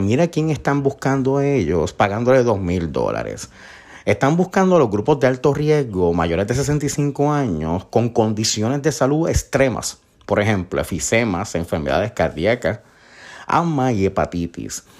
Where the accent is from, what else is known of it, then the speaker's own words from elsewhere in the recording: Isabela, Puerto Rico; Yo soy del pueblo de Isabela, un pueblo costero hermoso